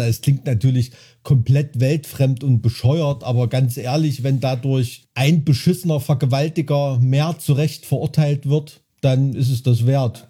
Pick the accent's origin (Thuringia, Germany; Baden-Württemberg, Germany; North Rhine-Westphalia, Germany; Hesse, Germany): Thuringia, Germany; bei uns in Thüringen